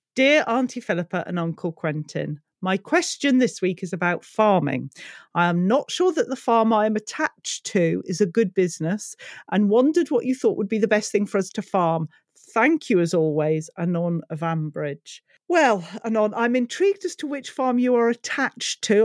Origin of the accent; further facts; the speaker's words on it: United Kingdom; being British